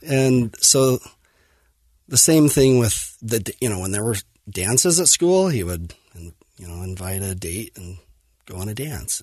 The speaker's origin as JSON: {"language": "English", "town": "Fillmore", "region": "Utah", "country": "United States", "tie": "born or raised there", "said": "I grew up in Fillmore, um, Utah, on a farm, and dairy farm, crop farm"}